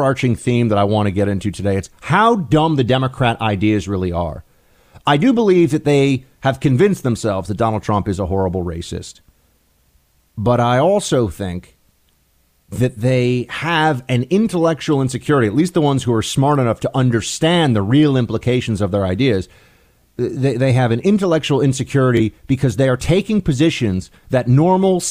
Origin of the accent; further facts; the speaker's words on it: New York City, New York, United States; moved away; This is in my hometown, where I'm moving back in a few weeks